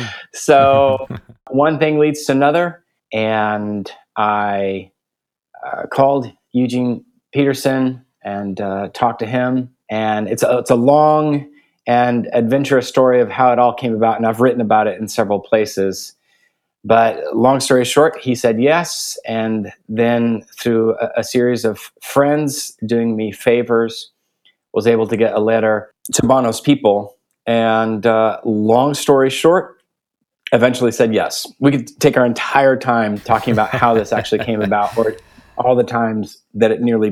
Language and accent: English; Guatemala City, Guatemala Department, Guatemala; I was born and raised in Guatemala City. My parents were missionaries. I have two sisters. My parents put us in an Austrian school, so we spoke English at home, Spanish with our friends, German at school.